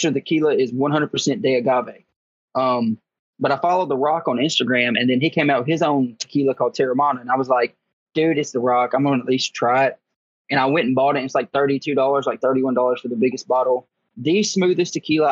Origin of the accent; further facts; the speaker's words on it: Dyersburg, Tennessee, United States; also born or lived in Florida; I did grow up in a small town. I'm actually from West Tennessee. It's called Dyersburg, or Dyer County. That's where I grew up